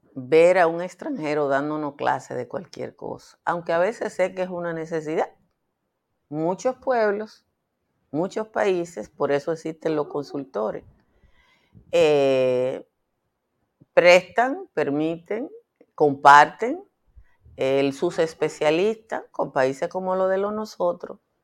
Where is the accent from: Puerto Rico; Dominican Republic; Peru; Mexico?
Dominican Republic; yo vengo del Caribe.